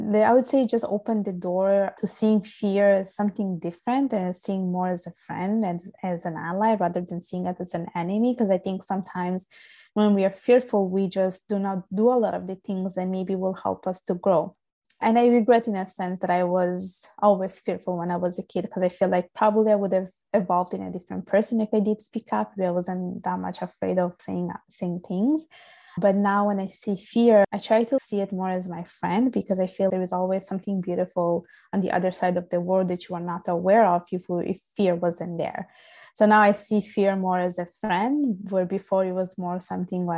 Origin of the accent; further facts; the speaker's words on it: Italy; accent: Italian; English is a second language; moved away as an adult; now in Canada; I was born and raised in Italy. My parents are from Bangladesh, and I pretty much lived my whole life in Italy